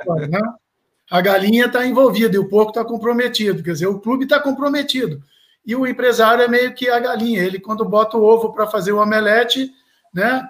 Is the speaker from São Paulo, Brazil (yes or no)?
no; Belo Horizonte, Minas Gerais, Brazil; eu sou de Belo Horizonte, a terra da montanha, que é Minas Gerais, né?